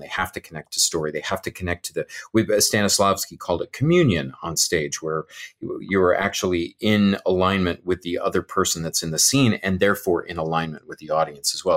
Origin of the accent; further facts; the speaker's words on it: California, United States; moved away; in the California schools where I grew up in the California schools